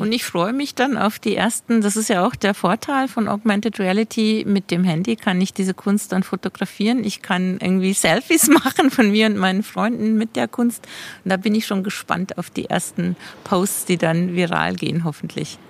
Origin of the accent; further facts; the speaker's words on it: Passau, Bavaria, Germany; moved away as an adult; now in Basel, Switzerland; ich komme ja gebürtig aus Passau, ist auch eine Grenzstadt zu Österreich